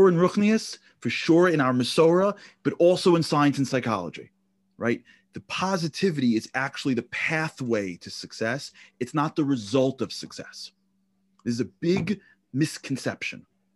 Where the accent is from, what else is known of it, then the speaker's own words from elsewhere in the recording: New York City, New York, United States; I grew up in Canarsie, Brooklyn.